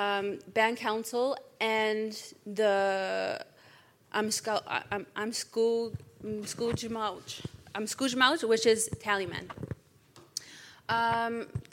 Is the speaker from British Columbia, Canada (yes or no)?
no; Iwishchi, Quebec, Canada; now in Ottawa, Canada; I'm from Iwishchi